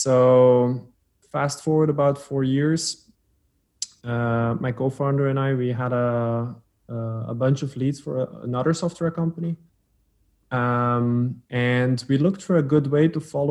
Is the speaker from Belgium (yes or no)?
yes; Flanders, Belgium; first language Dutch; English is a second language; also born or lived in Antwerp, Belgium; My accent is I speak Dutch as a mother tongue. But I'm not Dutch as in from the Netherlands. I'm from Belgium, from Flanders, from the Dutch speaking version. I live in Antwerp, Belgium